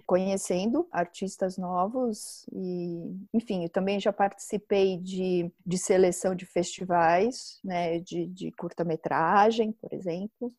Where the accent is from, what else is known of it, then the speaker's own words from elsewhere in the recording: São Paulo, Brazil; nasci em São Paulo, eu moro em São Paulo